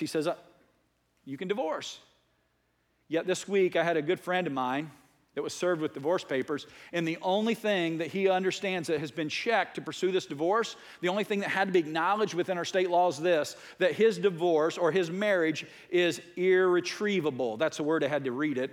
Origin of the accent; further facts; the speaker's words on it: United States; I was raised as a strong American. I'm an American